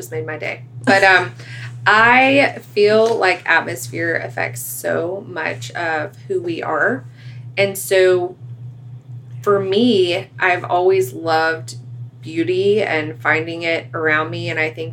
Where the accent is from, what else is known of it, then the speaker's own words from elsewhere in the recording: right outside of Atlanta, Georgia, United States; we live right outside of Atlanta in my hometown